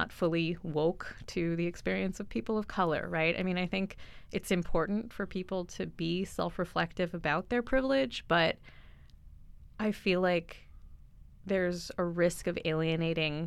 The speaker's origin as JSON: {"language": "English", "country": "United States", "tie": "born or raised there", "said": "I grew up in the States"}